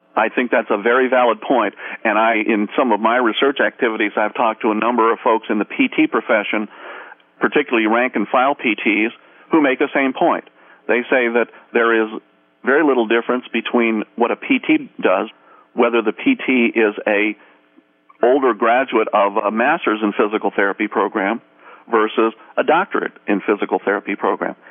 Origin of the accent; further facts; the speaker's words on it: Maryland, United States; my home state of Maryland